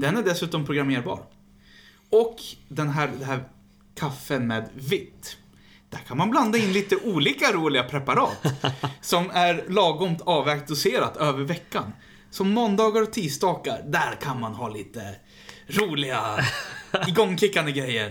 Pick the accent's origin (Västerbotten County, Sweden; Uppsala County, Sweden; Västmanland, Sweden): Västmanland, Sweden; Västerås; Jag är ju från Västerås